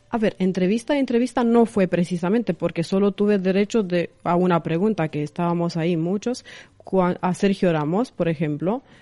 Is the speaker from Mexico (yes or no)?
no; Craiova, Dolj, Romania; Spanish is a second language; moved away as an adult; now in Madrid, Spain; soy de Rumanía, de una ciudad pequeña del sur que se llama Craiova